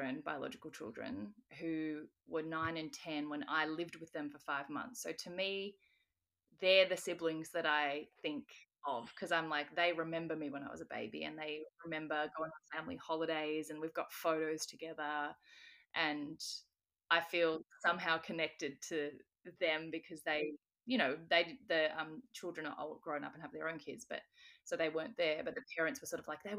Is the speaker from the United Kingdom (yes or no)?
no; Australia; I'm Australian